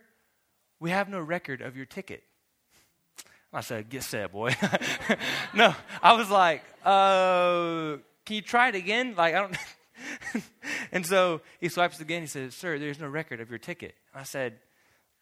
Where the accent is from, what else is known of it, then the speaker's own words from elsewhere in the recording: United States; I'm from America